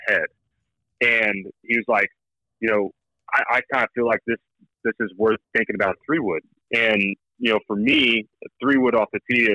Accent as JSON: {"language": "English", "region": "Oklahoma", "country": "United States", "said": "I'm from Oklahoma. I went to Oklahoma State. I still live in Oklahoma"}